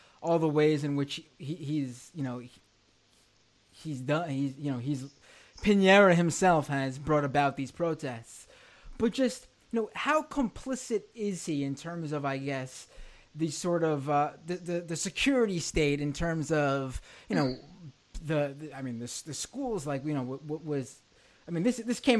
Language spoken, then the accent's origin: English; United States; as an American